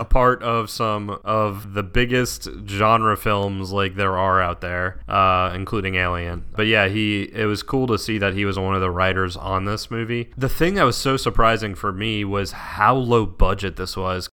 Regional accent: Southeast, United States; we're both from the Southeast and we're both very used to, like, podunk

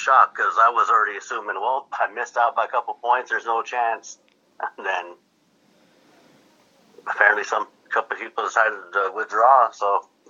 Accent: Washington, United States; Born and raised. Never left my hometown for some reason.

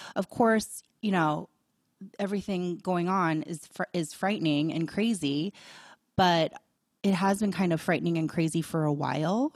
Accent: Boulder, Colorado, United States; growing up in Boulder, it was very open-minded

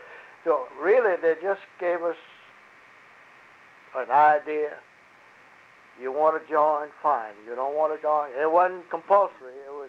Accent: Abbeville, Louisiana, United States; first language French; English is a second language; But the French we spoke in Abbeville when I was a young boy

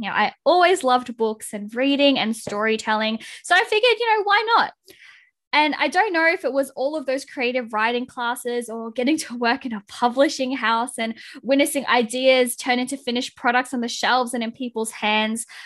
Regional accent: Philippines; being the Filipino that I am

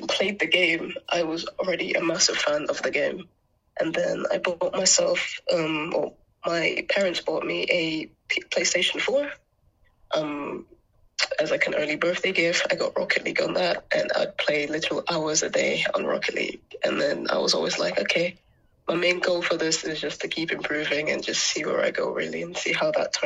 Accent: Anguilla; now in England; the overall island lifestyle was quite nice growing up in Angola

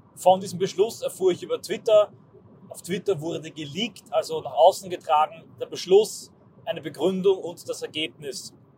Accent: Austria; ich als Österreicher

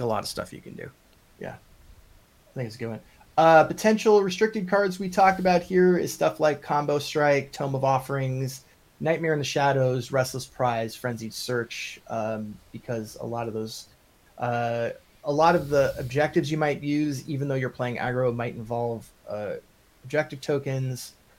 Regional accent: Long Island, New York, United States; accent: Long Island; I'm from Long Island. My Long Island accent turns Russian after a while

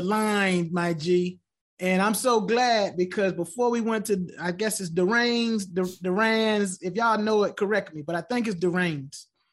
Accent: Virginia, United States; I'm from Virginia, from, from Southeastern to Northern Virginia. I'm from Virginia. I'm a Virginia guy.

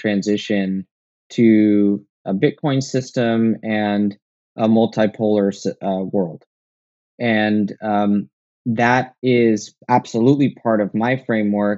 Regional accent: United States; I'm an American

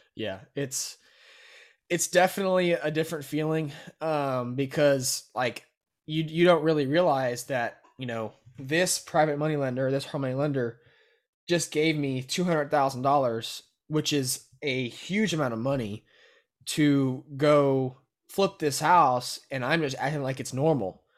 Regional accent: Brenham, Texas, United States; I was born and raised in Brenham

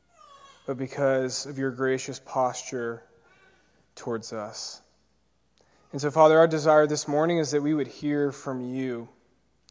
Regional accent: Peachtree City, Georgia, United States; I grew up in Peachtree City, Georgia. It's just south of Atlanta, in the burbs

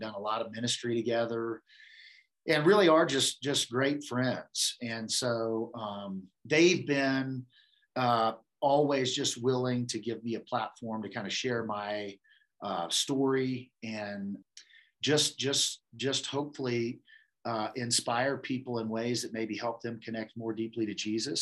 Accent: Kansas, United States; moved away; also born or lived in New Orleans; we're originally from Kansas

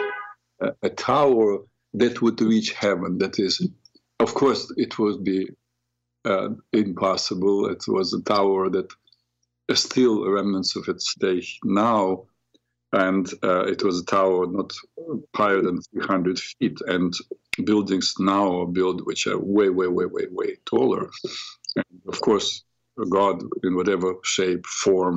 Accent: Ukraine; now in New York, United States; I came originally from Ukraine, so I speak Ukrainian, understand Ukrainian and Russian

